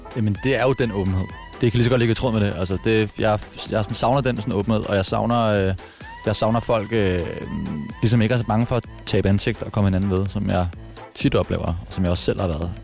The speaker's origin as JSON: {"language": "Danish", "town": "Frederiksberg", "region": "Capital Region of Denmark", "country": "Denmark", "tie": "born or raised there", "also_born_or_lived": "Birkerød", "said": "Født, født og opvokset på Frederiksberg"}